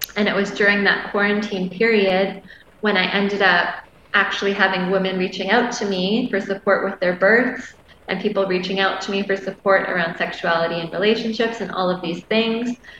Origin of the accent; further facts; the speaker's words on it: Canada; moved away as an adult; now in Maui, United States; I'm Canadian, so my ability to stay in Hawaii had been tied to my job